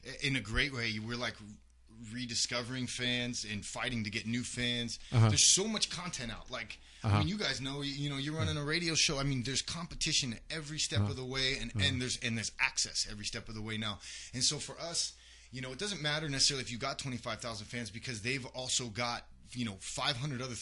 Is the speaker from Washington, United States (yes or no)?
yes; Washington, United States; I grew up in Washington State